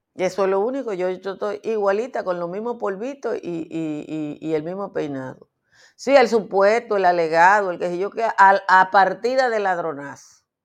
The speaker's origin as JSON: {"language": "Spanish", "town": "Nizao", "region": "Peravia", "country": "Dominican Republic", "said": "Yo soy de Nizao"}